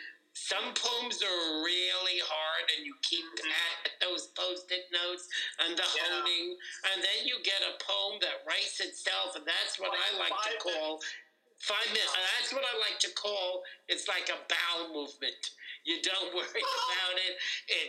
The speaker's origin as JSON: {"language": "English", "town": "Paramus", "region": "New Jersey", "country": "United States", "tie": "born or raised there", "also_born_or_lived": "Bronx, New York", "lives_now": "Fort Lee, United States", "said": "Paramus Local, growing up"}